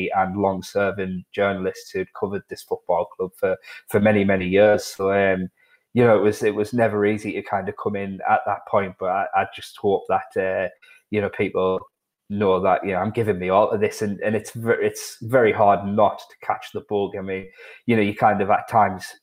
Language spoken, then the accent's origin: English; Sunderland, North East England, United Kingdom; accent: Mackem; my Macklin accent